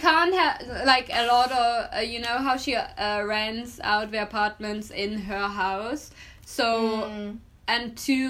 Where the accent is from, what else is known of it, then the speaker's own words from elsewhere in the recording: São Francisco do Sul, Santa Catarina, Brazil; moved away; And I grew up in San Francisco do Sul.